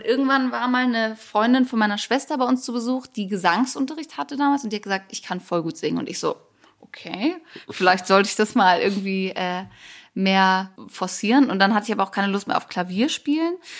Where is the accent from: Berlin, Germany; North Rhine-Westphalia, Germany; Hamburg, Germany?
Hamburg, Germany; ich komme ja eigentlich aus Hamburg